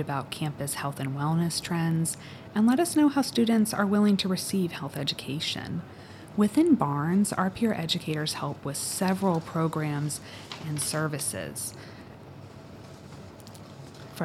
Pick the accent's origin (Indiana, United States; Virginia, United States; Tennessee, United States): Virginia, United States; Northern; moved away as an adult; also born or lived in North Carolina / Shenandoah Valley, Virginia; now in Syracuse, United States; I am originally from Northern Virginia, just outside of Washington, D.C.